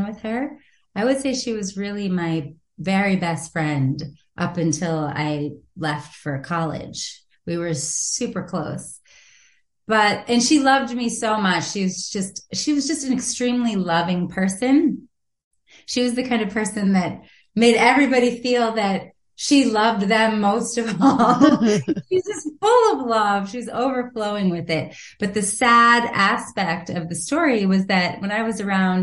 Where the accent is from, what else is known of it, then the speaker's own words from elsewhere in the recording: Watertown, Massachusetts, United States; also born or lived in Manhattan; I was raised in Watertown, right outside of Boston, Massachusetts, for my whole life.